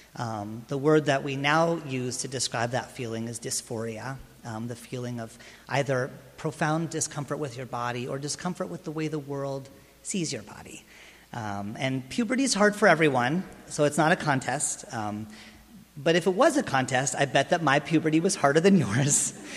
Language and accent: English; Lancaster, California, United States; moved away as an adult; also born or lived in New York City; I was raised in Lancaster